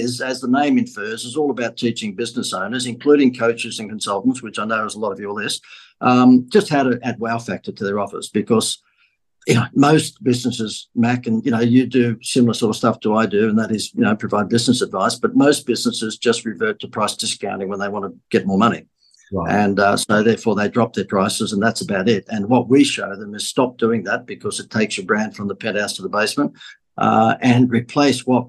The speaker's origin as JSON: {"language": "English", "country": "Australia", "accent": "Aussie", "said": "my Aussie accent"}